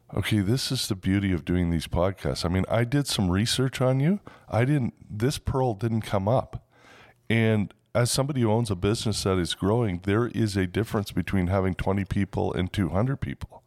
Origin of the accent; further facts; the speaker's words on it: Toronto, Ontario, Canada; moved away; also born or lived in West Coast; born in Toronto, and Toronto is kind of the New York of Canada. And now I've been on the West Coast for 35 years.